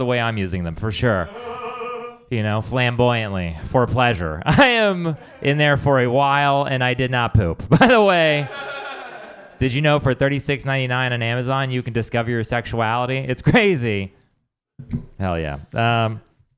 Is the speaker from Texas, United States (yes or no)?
yes; Texas, United States; I'm also from Texas